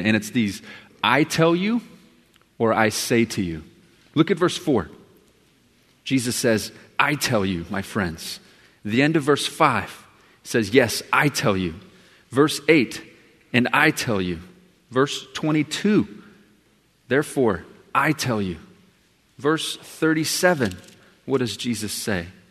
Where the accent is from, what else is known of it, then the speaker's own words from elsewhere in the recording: Texas, United States; I'm from Texas.